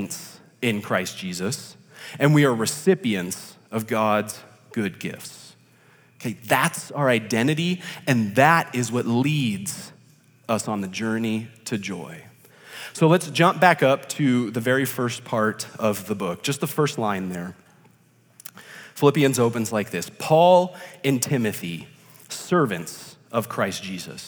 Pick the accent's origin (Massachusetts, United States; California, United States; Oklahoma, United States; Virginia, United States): California, United States; Rancho Cucamonga; I am from Rancho Cucamonga, which is located in Southern California